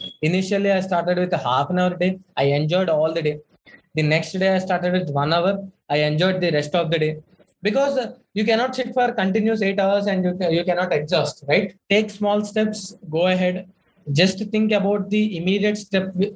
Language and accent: English; Bhimavaram, Andhra Pradesh, India; moved away as an adult; also born or lived in Chennai; my hometown is Bhimavaram, which is a very remote place